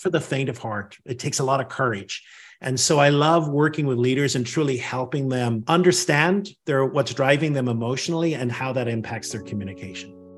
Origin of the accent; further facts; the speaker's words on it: Northern Ireland, United Kingdom; now in Washington, D.C., United States; I grew up in Northern Ireland